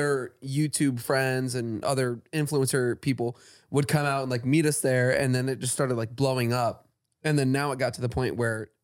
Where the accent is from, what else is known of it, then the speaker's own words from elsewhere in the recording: Florida, United States; moved away; I'm from Florida.